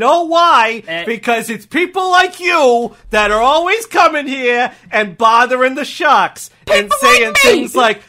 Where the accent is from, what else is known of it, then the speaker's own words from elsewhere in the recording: Wisconsin, United States; accent: Texas; I was raised in Wisconsin, you know, by a man from Texas, my father, and I picked up this accent.